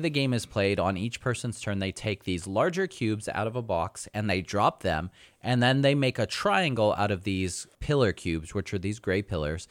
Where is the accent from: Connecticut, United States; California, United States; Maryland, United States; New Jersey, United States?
California, United States; moved away; I'm from California. We're so sophisticated out there.